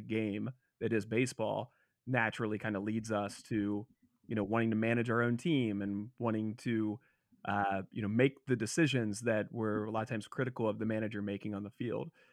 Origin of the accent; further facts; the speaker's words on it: Cincinnati, Ohio, United States; I'm from Cincinnati